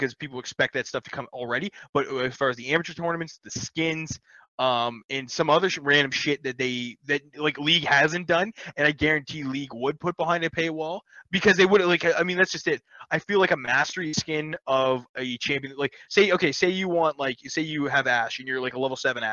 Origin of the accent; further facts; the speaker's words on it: Canada; I'm Canadian